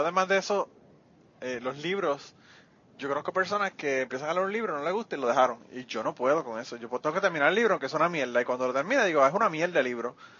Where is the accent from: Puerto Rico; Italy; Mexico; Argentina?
Puerto Rico; Utuado; a mí me parieron en el hospital del maestro y me llevaron potuado y yo soy tutuado